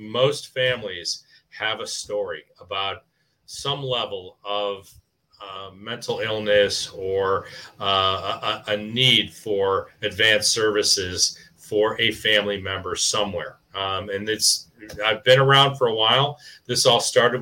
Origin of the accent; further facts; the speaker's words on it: Wilmette, Illinois, United States; our community where Ken and I grew up in Wilmette